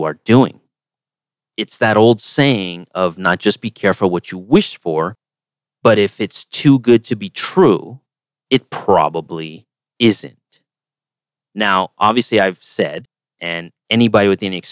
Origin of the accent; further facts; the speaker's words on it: United States; as an American